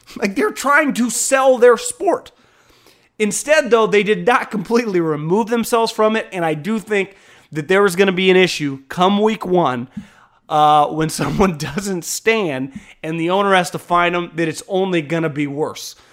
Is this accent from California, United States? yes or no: yes; Northern California, United States; growing up in Northern California